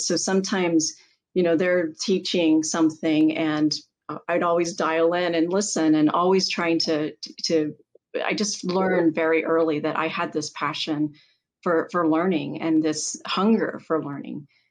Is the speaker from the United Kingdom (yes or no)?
yes; England, United Kingdom; growing up in England